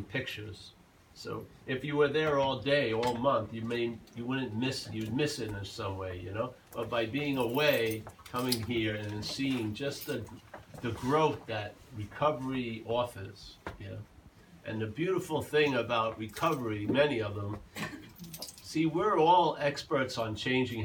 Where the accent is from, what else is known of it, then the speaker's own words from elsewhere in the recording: Long Island, New York, United States; moved away; also born or lived in California; I grew up in Long Island